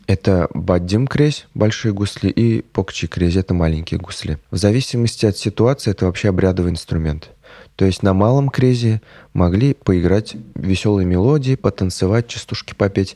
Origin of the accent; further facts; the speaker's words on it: Nikolashkino, Tatarstan, Russia; я родом из Бавлинского района Республики Татарстан, э, село Николашкино